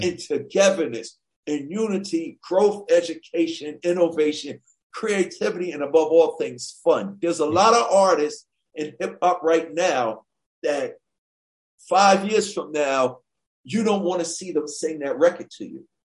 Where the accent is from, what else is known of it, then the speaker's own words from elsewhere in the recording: New York City, New York, United States; growing up in Hollis, Queens, New York